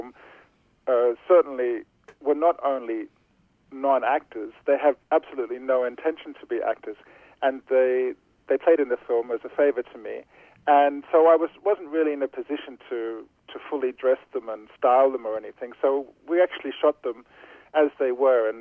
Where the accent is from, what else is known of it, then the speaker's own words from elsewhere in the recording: Australia; moved away; Both of my parents were born in Australia, and my mother's parents are from Sweden and England, and my father's parents are from Greece. So it isn't like I was brought up as an Australian Greek